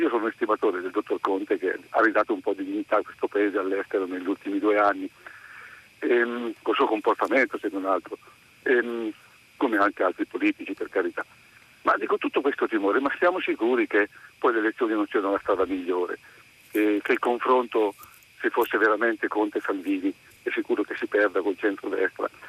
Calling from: Marche, Italy; Siamo dalle Marche.

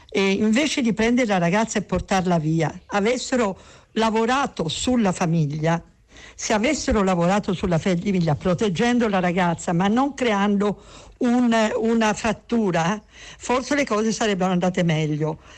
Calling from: Bergamo, Lombardy, Italy; telefono da Bergamo

